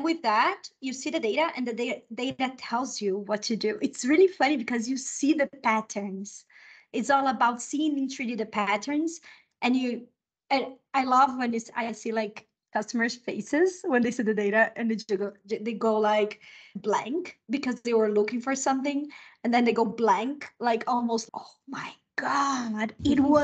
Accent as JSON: {"language": "English", "country": "Brazil", "also_born_or_lived": "United States / Mexico", "first_language": "Portuguese", "second_language": "English", "moved": "yes", "lives_now": "Chile", "said": "I'm Brazilian. My first language is Portuguese."}